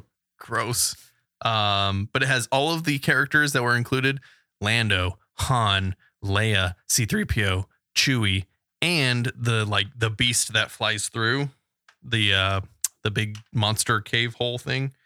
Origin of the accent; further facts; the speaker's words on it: West Coast, United States; we're from the West Coast